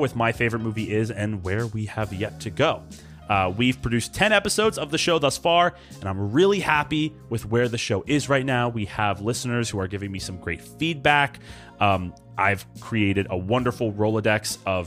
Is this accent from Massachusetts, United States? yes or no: no; East Brunswick, New Jersey, United States; We're all from East Brunswick, EB for short.